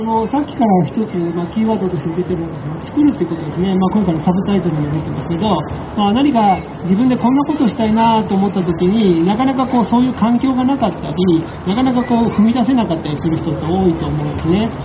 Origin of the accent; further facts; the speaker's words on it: Yokohama, Kanagawa, Japan; moved away as an adult; also born or lived in Kyoto; now in Kobe, Japan; 私あのもともと横浜の出身でかれこれ三十数年前に、えー、京都に引っ越してきて